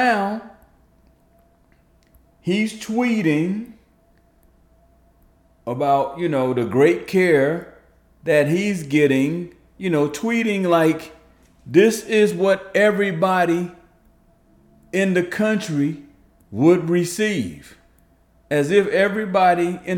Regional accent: New Jersey, United States; New Jersey, which, by the way, is my hometown, home state

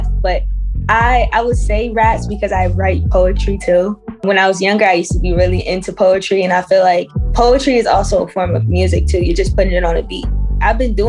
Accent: Pennsylvania, United States; I grew up in Pennsylvania, but my culture, my background is Trinidadian.

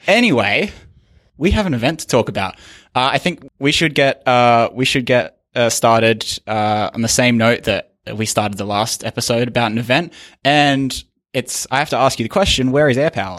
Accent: Australia; as an Australian

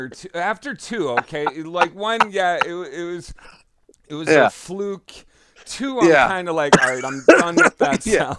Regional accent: Central Massachusetts, United States; I'm from Central Mass

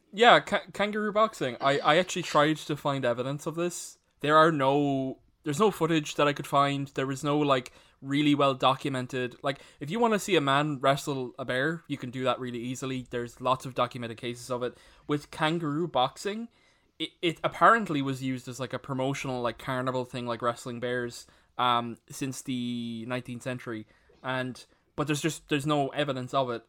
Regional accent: Ireland; all of us being Irish

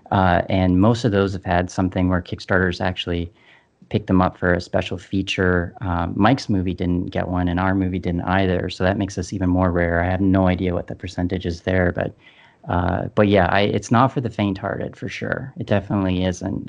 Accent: Canada; we're Canadian

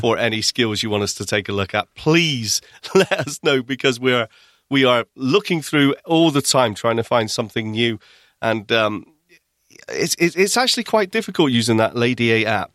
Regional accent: Bristol, South West England, United Kingdom; also born or lived in Midlands; now in Manchester, United Kingdom; I came from Bristol originally, that's where I was born and where I spent my childhood

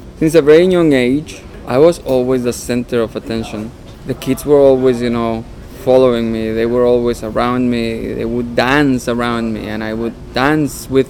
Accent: Mexico; English is a second language; moved away as an adult; now in Toronto, Canada; I grew up in Mexico.

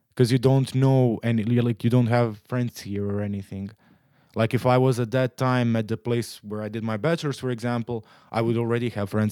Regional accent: Split, Split-Dalmatia County, Croatia; moved away as an adult; also born or lived in Zagreb, Croatia; now in Netherlands; I'm from Croatia. I'm, I've been living in the Netherlands for two years now. I'm, uh, in Croatia, I'm from Split

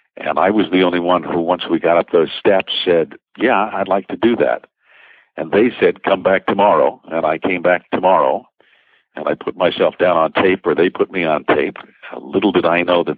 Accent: New York City, New York, United States; also born or lived in Long Island; now in Connecticut, United States; I'm a Brooklyn boy. I'm raised in the New York City area, Connecticut, tri-state area, Long Island

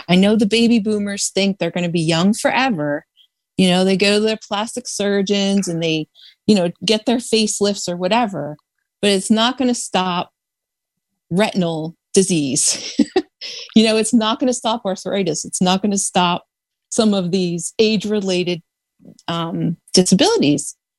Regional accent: Delaware, United States; And we're a very small state. I'm from Delaware, so we struggle, but we hang in there

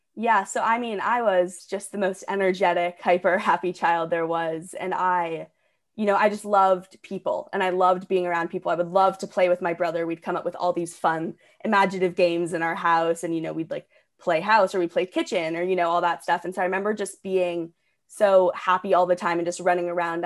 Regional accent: Portland, Oregon, United States; moved away as an adult; also born or lived in Ridgefield, Connecticut; now in Orange County, California, United States; I was actually born in Ridgefield, Connecticut, and then my family and I moved to Portland, Oregon when I was about seven or eight. And so that's basically where I would consider growing up, you know, 'cause most of my childhood was there.

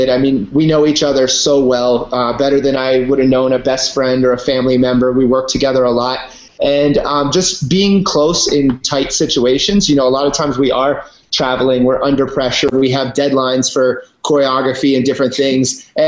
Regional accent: Virginia, United States; also born or lived in Washington, D.C.; Um, yeah, I'm from Virginia. I was born in D.C. and then I moved out. My parents moved us to the woods of Virginia, and I grew up riding horses and skiing

